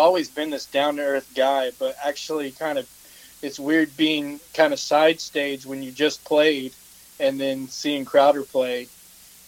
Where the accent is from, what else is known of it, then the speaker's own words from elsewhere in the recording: Texas, United States; growing up in Texas, you know, in the 90s